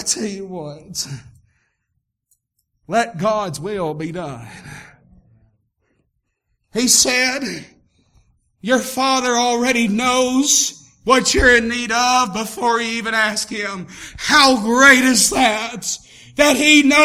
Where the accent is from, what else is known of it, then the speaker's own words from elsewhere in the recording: Tennessee, United States; moved away; I was raised up down in Tennessee